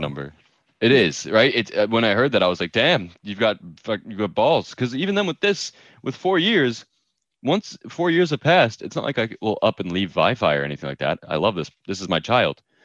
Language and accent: English; New York, United States; I'm a New Yorker